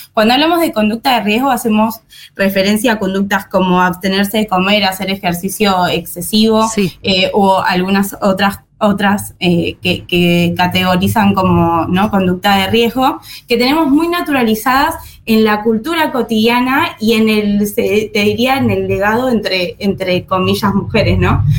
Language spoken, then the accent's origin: Spanish; Argentina